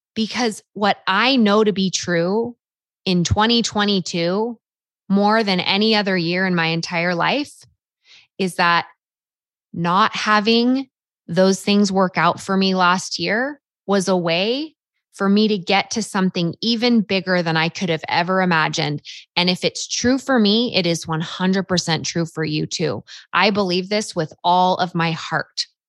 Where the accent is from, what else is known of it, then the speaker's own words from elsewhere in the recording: Half Moon Bay, California, United States; moved away as an adult; also born or lived in Rexburg, Idaho; my hometown, Half Moon Bay, California